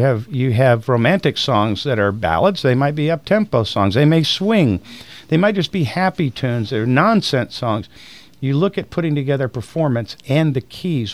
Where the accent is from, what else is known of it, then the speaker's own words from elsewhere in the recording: Tampa, Florida, United States; I was born in Tampa. Raised here, my family's here